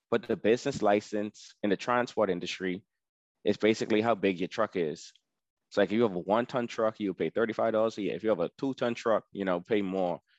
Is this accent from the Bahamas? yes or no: yes; Bahamas; You know, so since I'm from the Bahamas, when I go to these places like Sam's Club and all that stuff, I'd be like, hey, are you from the Bahamas?